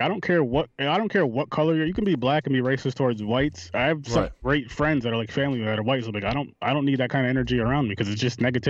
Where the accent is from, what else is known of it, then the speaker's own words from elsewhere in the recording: Schenectady, New York, United States; Yep, Schenectady. Not too far. Well, it's about 3 hours from the city, but yeah, I was born and raised here.